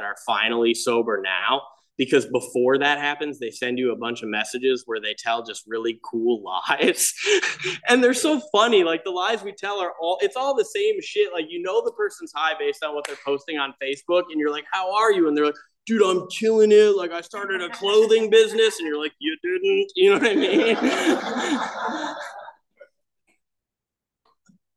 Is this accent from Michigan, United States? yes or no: yes; Michigan, United States; I grew up in Michigan in like a small Catholic boating community.